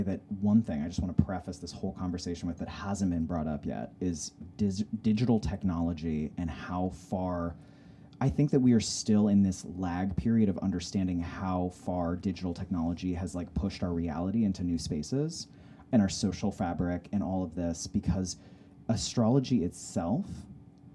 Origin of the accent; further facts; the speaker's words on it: Salt Lake City, Utah, United States; also born or lived in Humboldt County, California; I grew up in Salt Lake City, Utah